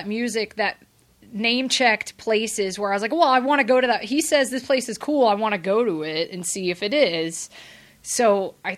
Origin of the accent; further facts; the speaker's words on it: Atlanta, Georgia, United States; also born or lived in England; I grew up in Atlanta